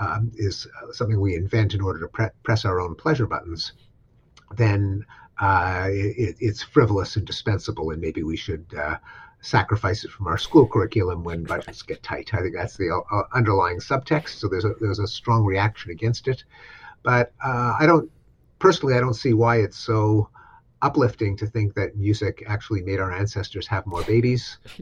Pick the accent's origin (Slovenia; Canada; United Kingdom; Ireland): Canada; something I'm familiar with as a Canadian